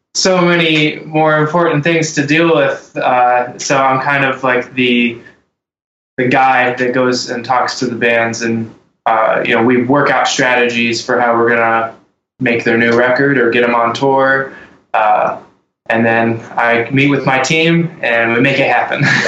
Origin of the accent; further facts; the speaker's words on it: Texas, United States; now in Ohio, United States; I was born in Texas.